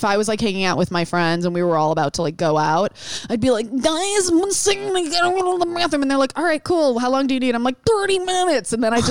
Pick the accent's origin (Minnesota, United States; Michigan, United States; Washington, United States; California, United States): Michigan, United States; Detroit; born or raised there